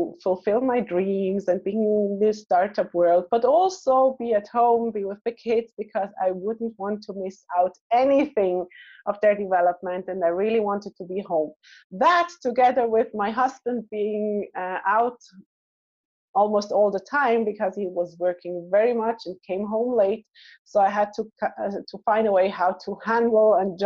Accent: Switzerland; moved away as an adult; also born or lived in Israel; I was born in Switzerland

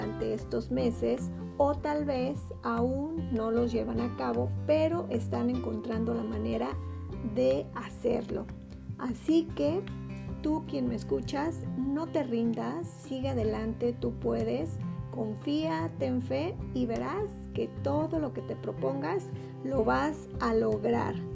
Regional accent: Mexico; Yo creo que somos eh, mexicanos y que no tenemos que estar divididos

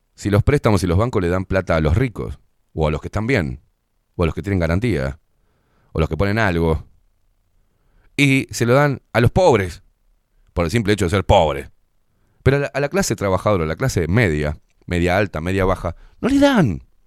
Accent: Uruguay; Los que vivimos acá y los que somos uruguayos

